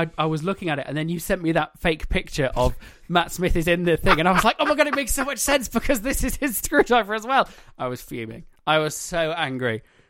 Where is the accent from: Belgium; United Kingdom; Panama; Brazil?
United Kingdom; England; Because we are English.